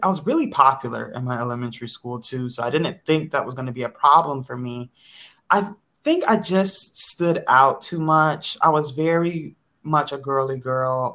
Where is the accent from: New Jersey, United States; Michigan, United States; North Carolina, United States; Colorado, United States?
Michigan, United States; Detroit; moved away as an adult; also born or lived in Chicago; I am from the Metro Detroit area, born and raised.